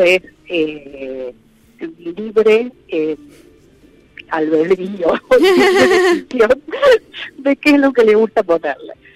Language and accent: Spanish; hometown in the Pampa Húmeda, northern La Pampa near Córdoba, Argentina; moved away; mi pueblo natal, que está en el medio de la pampa húmeda